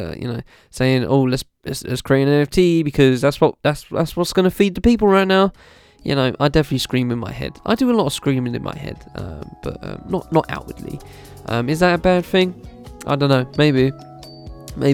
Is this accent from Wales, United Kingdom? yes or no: no; London, United Kingdom; When I was growing up in Lewisham, in London, there was always clothing brands